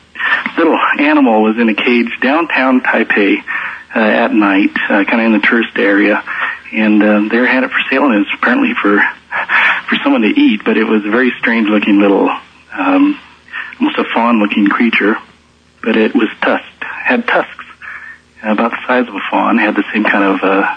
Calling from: Carmel, United States; I'm from Carmel.

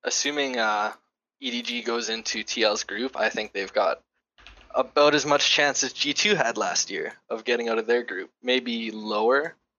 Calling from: Dauphin, Manitoba, Canada; I'm from Dauphin, Manitoba, Canada. So basically the middle of nowhere.

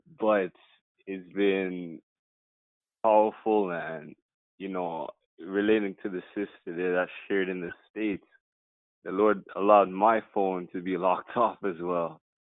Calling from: Toronto, Ontario, Canada; I'm calling from Toronto, Canada

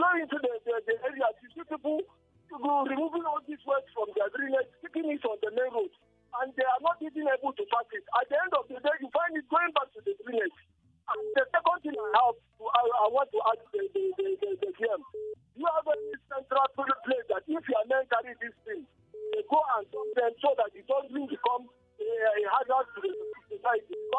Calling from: Baltimore, Maryland, United States; I'm calling you from Baltimore.

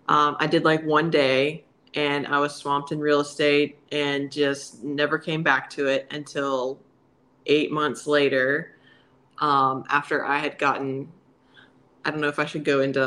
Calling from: Alabama, United States

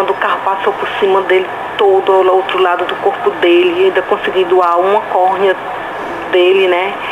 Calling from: Fortaleza, Ceará, Brazil

